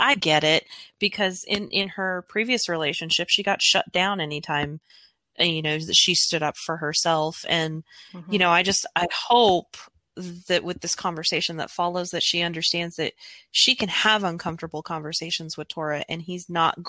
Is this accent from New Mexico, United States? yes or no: yes; New Mexico, United States; I'm from New Mexico